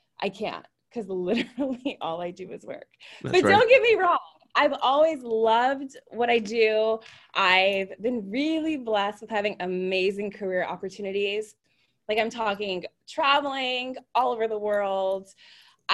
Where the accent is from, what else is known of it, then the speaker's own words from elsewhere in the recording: California, United States; I am from Nathan's favorite state, California